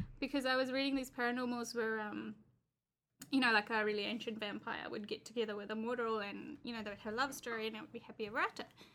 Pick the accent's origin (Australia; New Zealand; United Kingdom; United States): New Zealand; I'm a Kiwi